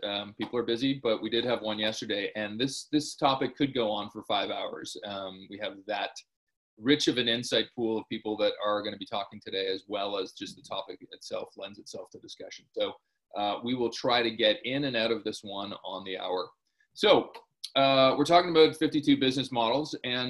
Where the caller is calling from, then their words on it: Toronto, Ontario, Canada; I'm dialing in from Toronto